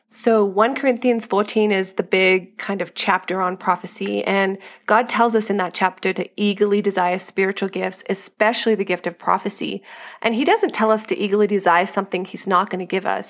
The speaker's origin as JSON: {"language": "English", "country": "Australia", "tie": "born or raised there", "moved": "as an adult", "lives_now": "United States", "said": "I grew up in Australia"}